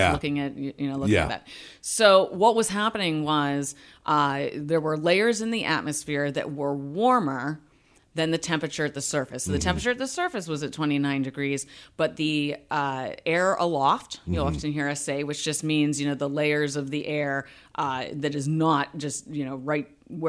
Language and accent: English; Pittsburgh, Pennsylvania, United States; My father did that a lot with his beverages when we were growing up in Pittsburgh.